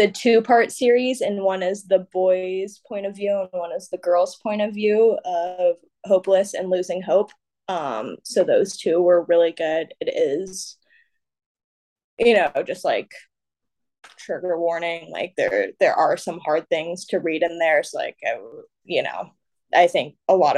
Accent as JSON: {"language": "English", "town": "San Jose", "region": "California", "country": "United States", "tie": "born or raised there", "also_born_or_lived": "Federal Way, Washington / Washington, District of Columbia, United States", "moved": "as an adult", "lives_now": "San Diego, United States", "said": "I was really young when I moved, which is why I always say that I'm from San Jose, because I didn't spend a lot of my life in Federal Way, Tacoma."}